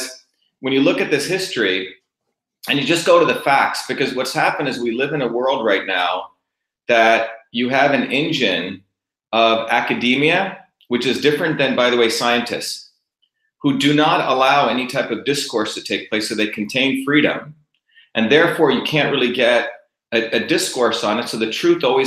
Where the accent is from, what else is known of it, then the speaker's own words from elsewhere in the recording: Bombay, India, New Jersey, United States; also born or lived in Mumbai, India; I grew up in Bombay as a young kid, but I also grew up in a deep village.